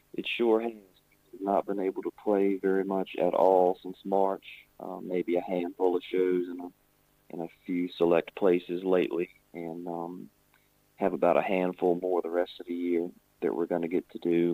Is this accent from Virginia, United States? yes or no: yes; Virginia, United States; In my home state of Virginia, way over here.